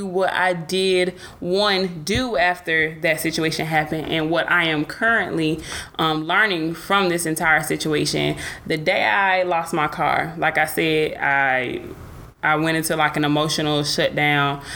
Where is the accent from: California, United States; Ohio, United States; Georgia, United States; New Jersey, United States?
Georgia, United States; Atlanta; now in Dallas, United States; I'm from Atlanta